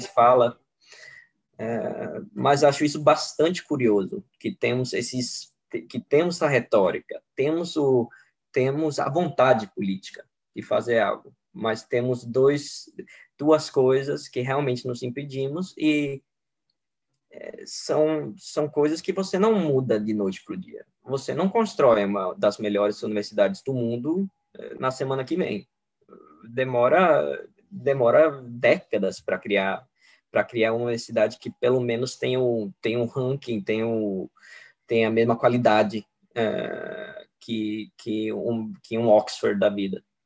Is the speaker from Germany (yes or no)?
no; Sweden; also born or lived in Brazil; eu, como sueco